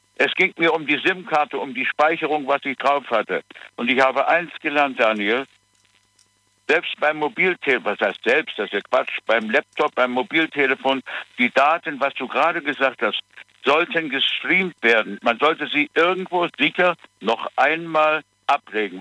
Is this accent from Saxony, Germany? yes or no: yes; Dresden, Saxony, Germany; moved away; nicht in Dresden. Da bin ich geboren